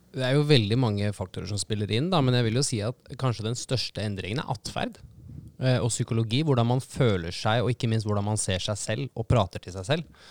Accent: Eastern Norway, Norway; som en stolt østlending

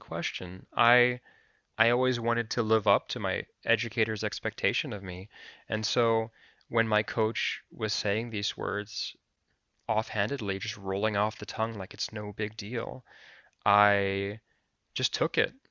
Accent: Anchorage, Alaska, United States; I am a Filipino American man living in Anchorage, Alaska

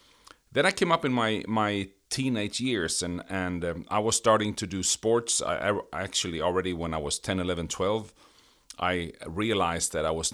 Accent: Sweden; English is a second language; My background is I grew up in Sweden.

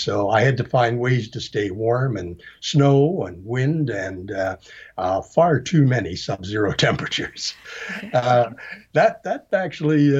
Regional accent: Canada; I'm Canadian

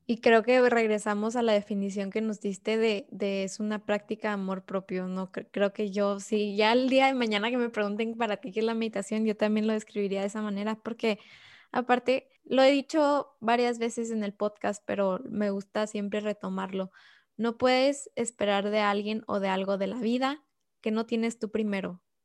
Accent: Mexico; nosotras tres somos mexicanas

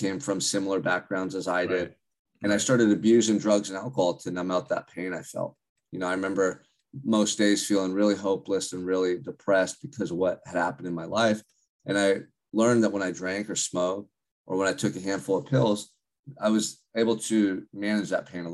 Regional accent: Santa Barbara, California, United States; I grew up in Santa Barbara, California, which is about an hour and a half north of Los Angeles

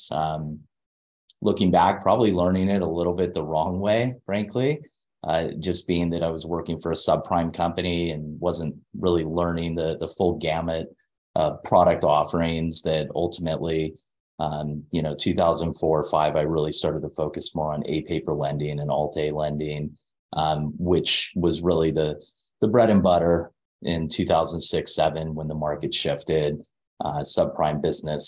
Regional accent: Anaheim, California, United States; I grew up in Anaheim Hills

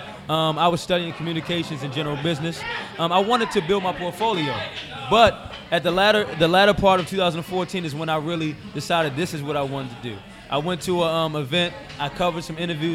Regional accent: Baltimore, Maryland, United States; also born or lived in Brooklyn; now in New York, United States; I'm from Baltimore

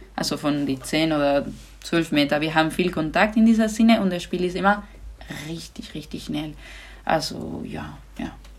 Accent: Granada, Andalusia, Spain; German is a second language; moved away; ich komme aus Andalusien, das ist der Süden

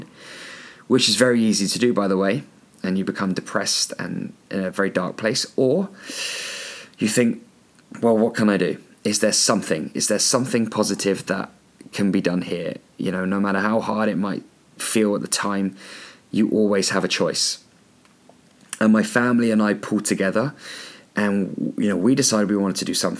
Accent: Andover, South East England, United Kingdom; also born or lived in New Zealand; Andover. That's where I live. That's my hometown.

